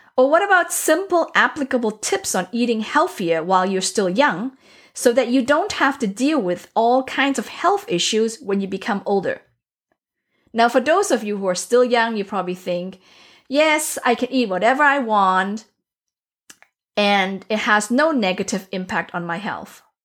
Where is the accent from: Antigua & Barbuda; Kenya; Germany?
Germany; also born or lived in Asia; now in United States; I was born in Asia, raised in Europe, so Germany specifically